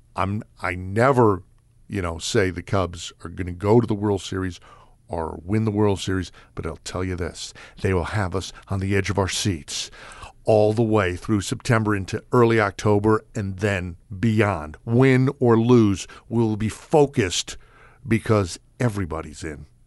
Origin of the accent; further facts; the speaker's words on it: New York City, New York, United States; I grew up in New York City